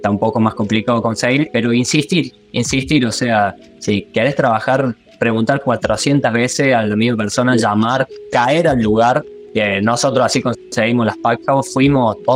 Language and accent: Spanish; Argentina; now in New Zealand; Yo tengo ANZ eh, y vine con turno desde Argentina.